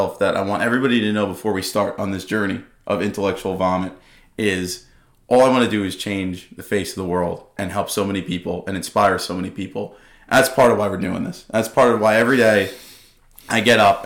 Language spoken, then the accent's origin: English; Dix Hills, New York, United States; I'm from Long Island, born and raised from Dix Hills